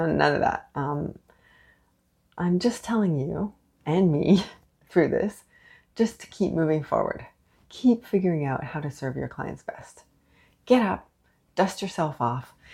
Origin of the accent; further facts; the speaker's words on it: Canada; also born or lived in Montreal; I am unapologetically Canadian. I'm in Montreal.